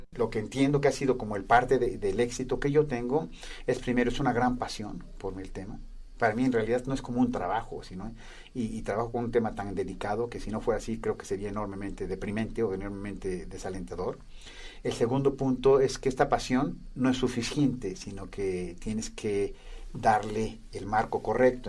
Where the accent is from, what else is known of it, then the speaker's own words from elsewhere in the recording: Toluca, State of Mexico, Mexico; yo crecí en Toluca, cerca de la ciudad donde había una laguna